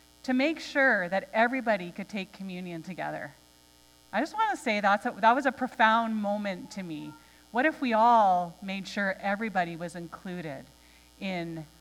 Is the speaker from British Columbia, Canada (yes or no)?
yes; Nanaimo, British Columbia, Canada; moved away; I am an island girl. Okay? I grew up in Nanaimo